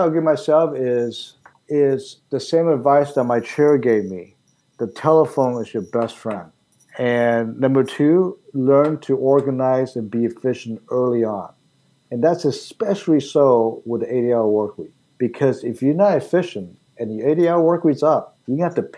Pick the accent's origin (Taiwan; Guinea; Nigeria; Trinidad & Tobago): Taiwan; now in Pittsburgh, United States; I was born in Taiwan.